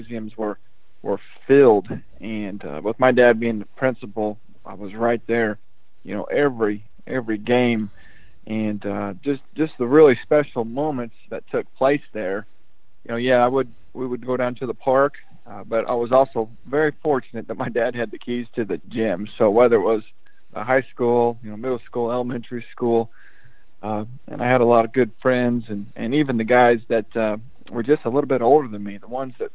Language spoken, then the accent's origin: English; Lebanon, Indiana, United States; moved away as an adult; also born or lived in Paoli, Indiana / Brownsburg, Indiana / Missouri; now in Kentucky, United States; I did grow up in Indiana, in my hometown, where I learned and went to elementary, middle school, and my freshman year of high school was Lebanon, Indiana